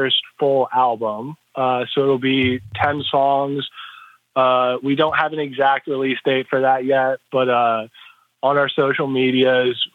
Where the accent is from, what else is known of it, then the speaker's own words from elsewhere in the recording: Eastern Pennsylvania, United States; we're from Eastern Pennsylvania, like an hour north of Philly